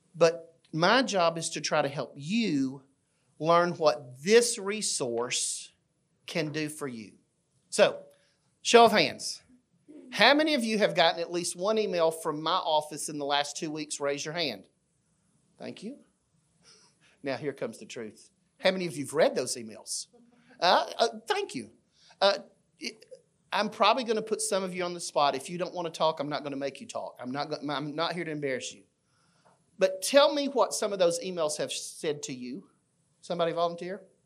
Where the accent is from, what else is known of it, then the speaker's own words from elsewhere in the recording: Fayette, Alabama, United States; I grew up in a small town in Alabama named Fayette